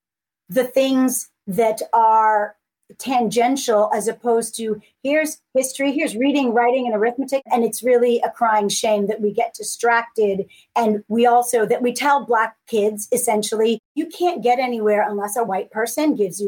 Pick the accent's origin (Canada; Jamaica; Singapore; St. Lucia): Jamaica; now in United States; I'm an immigrant from Jamaica